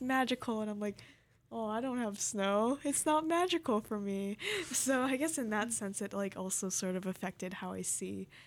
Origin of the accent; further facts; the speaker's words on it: Hawaii, United States; I grew up in Hawaii